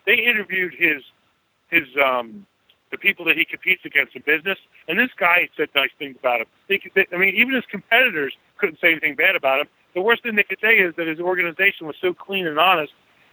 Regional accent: Philadelphia, Pennsylvania, United States; I'm from the Philadelphia, Pennsylvania area, which is about 60 miles from Atlantic City, New Jersey

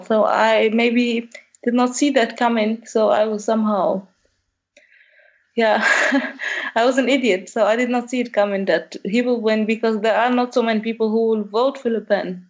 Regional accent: Algeria; moved away as an adult; now in Germany; I'm from Algeria as well, so North Africa.

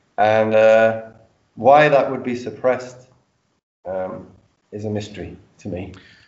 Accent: London, United Kingdom; I'm from London.

